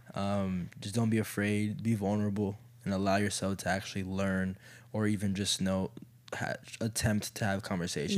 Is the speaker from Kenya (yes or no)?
yes; Kenya; I'm still Kenyan